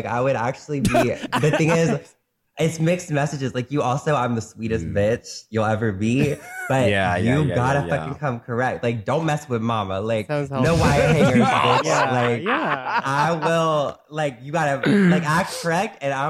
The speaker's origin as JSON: {"language": "English", "region": "North Carolina", "country": "United States", "said": "I'm from North Carolina, bitch. I'm from the South. My family is Southern. I'm Southern as fuck. I just don't have the accent fully, but my family is."}